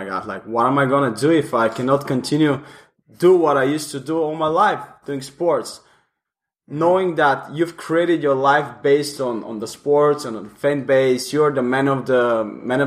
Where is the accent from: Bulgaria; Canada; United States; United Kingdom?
Bulgaria; moved away; I'm from Bulgaria, Eastern Europe